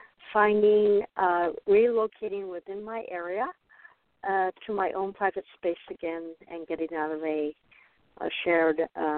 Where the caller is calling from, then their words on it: Arizona, United States; I'm calling from Arizona.